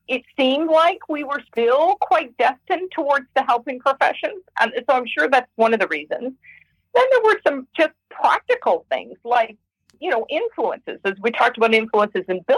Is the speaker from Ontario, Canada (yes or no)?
yes; Hamilton, Ontario, Canada; I was born in Hamilton, Ontario, Canada